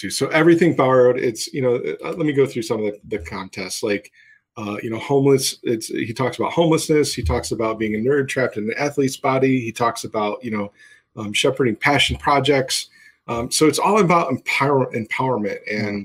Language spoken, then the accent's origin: English; Paw Paw, Michigan, United States; We're local. I grew up in Paw Paw kind